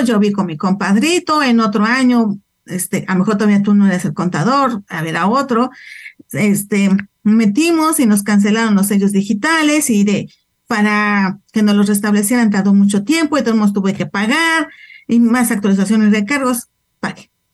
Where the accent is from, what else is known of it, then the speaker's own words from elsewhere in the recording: Mexico; Nosotros también como mexicanos somos residentes fiscales en México